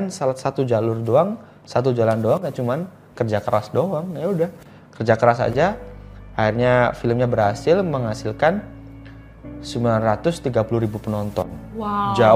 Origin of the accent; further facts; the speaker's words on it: Java, Indonesia; Misalnya saya orang Jawa ya, saya menggunakan karya berbahasa Jawa.